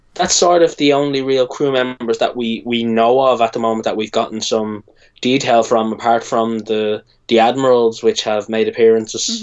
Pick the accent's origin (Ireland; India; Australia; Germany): Ireland; I'm Irish.